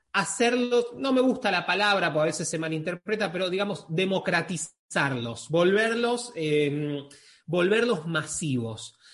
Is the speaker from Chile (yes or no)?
no; Argentina; yo soy argentino